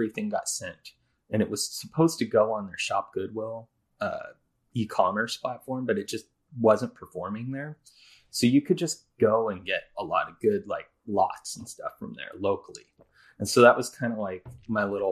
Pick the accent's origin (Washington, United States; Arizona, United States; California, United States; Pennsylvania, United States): Washington, United States; Seattle; we're both from the Seattle area